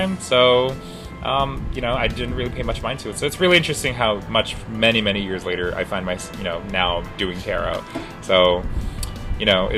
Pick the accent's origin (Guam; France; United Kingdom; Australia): Guam; We're from Guam.